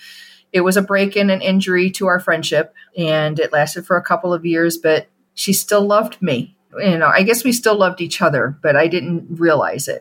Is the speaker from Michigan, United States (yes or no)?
no; outside of Chicago, Illinois, United States; We grew up outside of Chicago